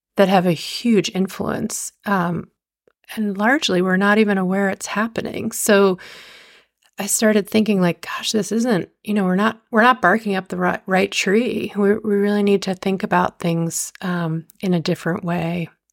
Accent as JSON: {"language": "English", "region": "just outside New York City", "country": "United States", "tie": "born or raised there", "also_born_or_lived": "Montana", "moved": "as an adult", "said": "I grew up just outside New York City"}